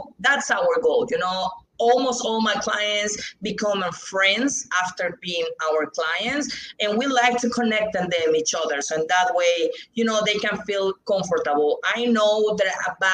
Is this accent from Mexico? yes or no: yes; Mexico; English is a second language; here in Mexico, we need to sign contracts in Spanish